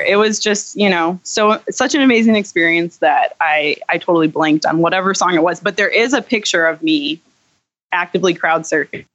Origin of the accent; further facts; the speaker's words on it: St. Louis, Missouri, United States; I was born in St. Louis